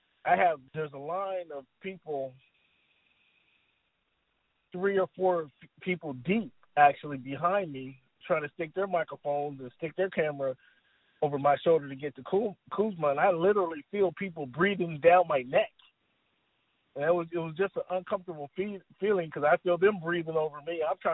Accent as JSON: {"language": "English", "country": "Italy", "tie": "born there", "said": "I'm kind of a military brat, so we moved all around, but I was born in Italy."}